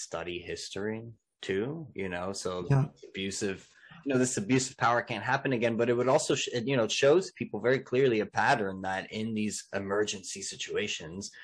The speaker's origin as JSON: {"language": "English", "region": "New Jersey", "country": "United States", "said": "I'm from Jersey"}